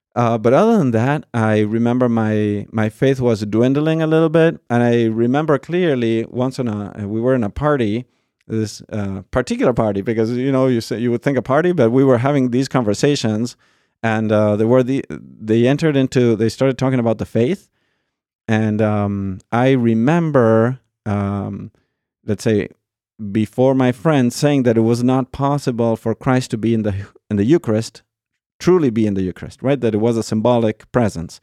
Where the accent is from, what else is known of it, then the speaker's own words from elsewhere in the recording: Argentina; moved away; I was born in Argentina. Um, born and raised